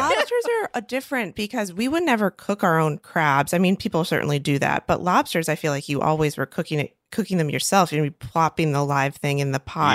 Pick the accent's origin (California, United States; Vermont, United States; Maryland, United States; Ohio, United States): Maryland, United States; I'm from Maryland, and I'm from a very, very small town in the middle of nowhere that's on the Chesapeake Bay